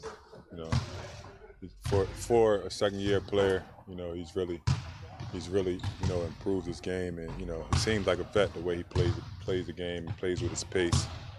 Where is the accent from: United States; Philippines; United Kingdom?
United States; Philadelphia, Pennsylvania; I'm from North Philly, man.